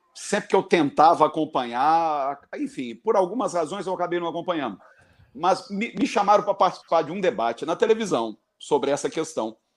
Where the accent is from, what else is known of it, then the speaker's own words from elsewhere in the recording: Barbacena, Minas Gerais, Brazil; Quando eu era criança, lá em Barbacena